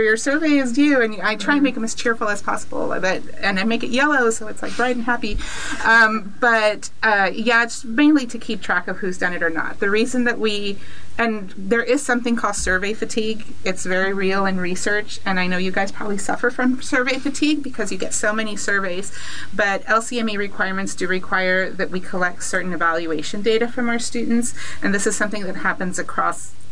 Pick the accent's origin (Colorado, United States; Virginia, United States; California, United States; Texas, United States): Texas, United States; McAllen; I was born here in McAllen, moved away for a little bit, came back, and obviously came back again